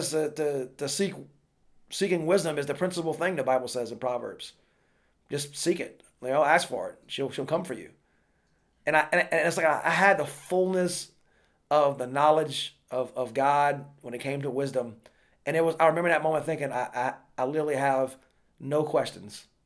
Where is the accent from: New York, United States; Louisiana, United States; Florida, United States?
Louisiana, United States; moved away; I was living in Louisiana back then, my home country.